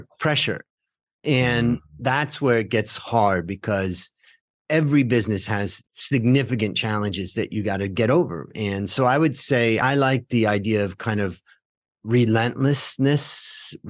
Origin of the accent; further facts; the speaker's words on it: Ohio, United States; moved away as an adult; also born or lived in California; now in Thailand; we grew up together in Ohio